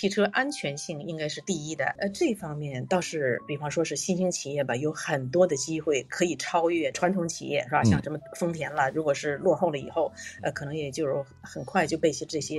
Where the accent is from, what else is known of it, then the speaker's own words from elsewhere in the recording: Tianjin, China; now in Tokyo, Japan; 啊，我我这呃，我是天津人，